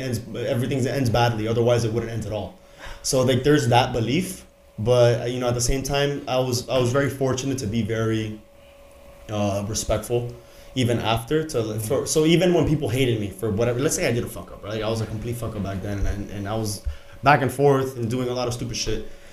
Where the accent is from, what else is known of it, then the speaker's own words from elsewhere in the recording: Miami, Florida, United States; born and raised in Miami